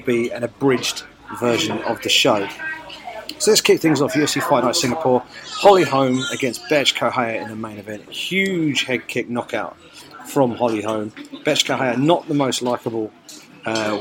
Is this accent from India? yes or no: no; South East England, United Kingdom; I'm a British mixed martial arts journalist from here in the southeast of England